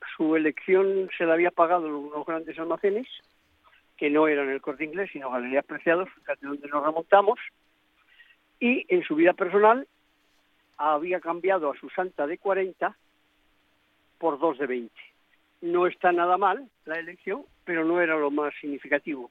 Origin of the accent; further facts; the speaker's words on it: Spain; yo soy español por eh, todos los poros de mi pequeño, de mi pequeño cuerpo